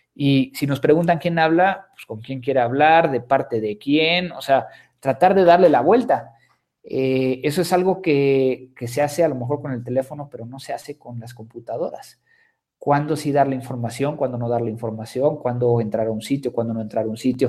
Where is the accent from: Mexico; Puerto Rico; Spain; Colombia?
Mexico; soy mexicano